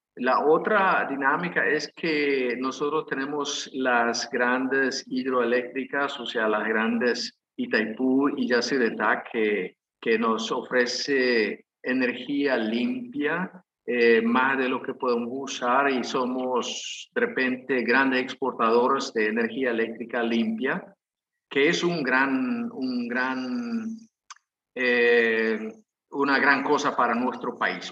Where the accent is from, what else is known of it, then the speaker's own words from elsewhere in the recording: Paraguay; soy paraguayo de nacimiento